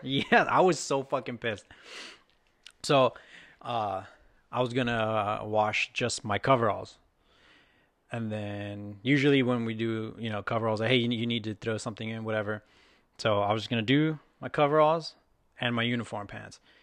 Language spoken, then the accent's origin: English; Texas, United States; now in Seattle, United States; I'm from Texas